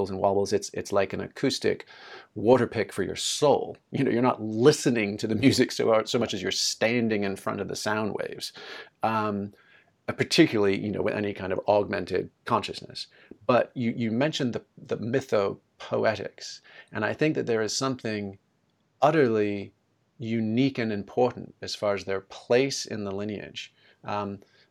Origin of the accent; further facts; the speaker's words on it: United Kingdom; moved away; an uptight British kid